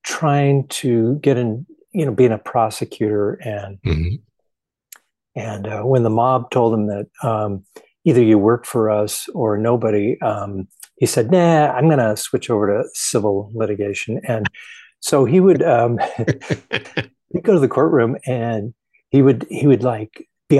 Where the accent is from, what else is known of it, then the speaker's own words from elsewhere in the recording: Manhattan Beach, California, United States; I grew up in Southern California in Manhattan Beach, which is like 20 miles southwest of downtown LA.